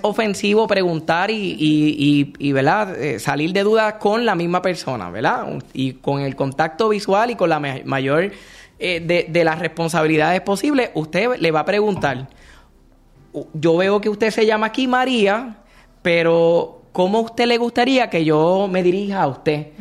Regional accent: Puerto Rico; nosotros como puertorriqueños tenemos nuestra propia jerga

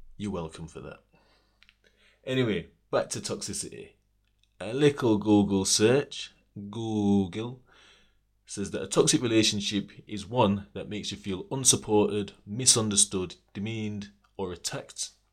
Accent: Sheffield, Yorkshire and the Humber, United Kingdom; I'm from Sheffield

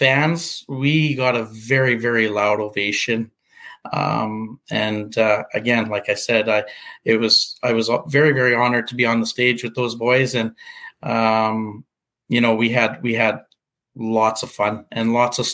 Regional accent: Portage la Prairie, Manitoba, Canada; my hometown of Portage La Prairie

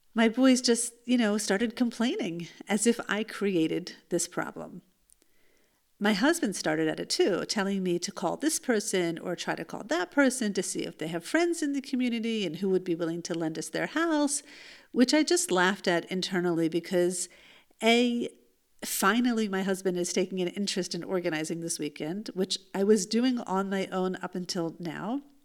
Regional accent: United States; now in Israel; the youth group that I grew up in in the United States

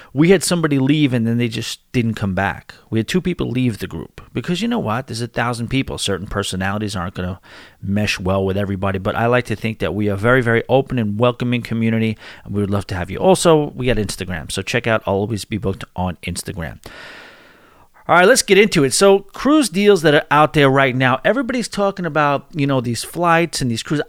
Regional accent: New York City, New York, United States; Born and raised in New York City

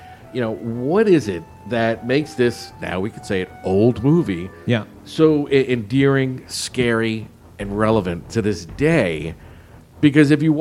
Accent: Jersey Shore, New Jersey, United States; growing up on the Jersey Shore, I grew up in let's call it a nautical community

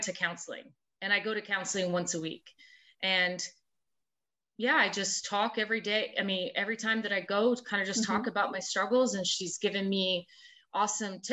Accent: Rhode Island, United States; moved away as an adult; also born or lived in South Carolina; I'm from Rhode Island

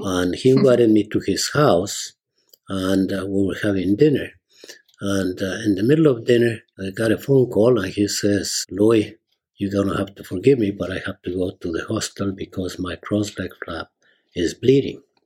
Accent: Ambato, Tungurahua, Ecuador; moved away as an adult; now in United States; I am originally from Ecuador, South America, a small town called Ambato, which is south of Quito, the capital. I went to grammar school and high school

